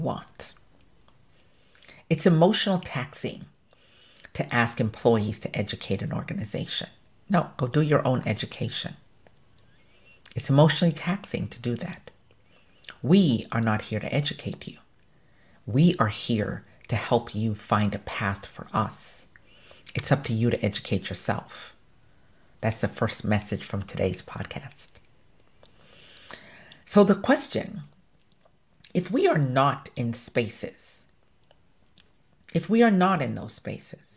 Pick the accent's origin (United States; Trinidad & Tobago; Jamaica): Jamaica; I'm Jamaican